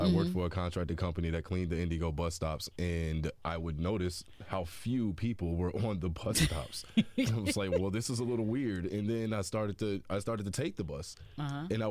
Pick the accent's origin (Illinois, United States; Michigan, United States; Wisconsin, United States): Illinois, United States; Chicago; now in Indianapolis, United States; I'm from Chicago